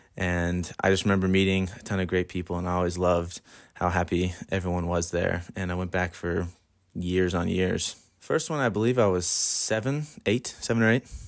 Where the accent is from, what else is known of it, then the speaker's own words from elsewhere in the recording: Dublin, Leinster, Ireland; also born or lived in Columbus, Georgia; now in Bethel, United States; I am from Dublin, Ireland, but I live in Columbus, Georgia